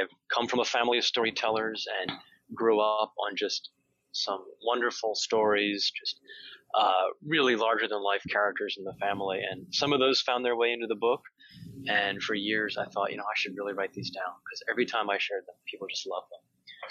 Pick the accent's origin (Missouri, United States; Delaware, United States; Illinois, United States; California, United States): Delaware, United States; moved away as an adult; now in Washington, D.C., United States; I'm the oldest of five. I grew up in Delaware, and so a tiny place.